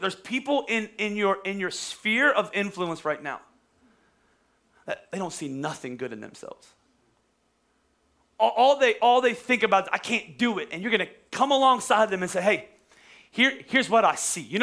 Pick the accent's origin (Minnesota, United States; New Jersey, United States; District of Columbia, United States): New Jersey, United States; Bordentown; moved away as an adult; also born or lived in Dallas, Texas; I used to tell people I was from Philadelphia, even though I'm from Bordertown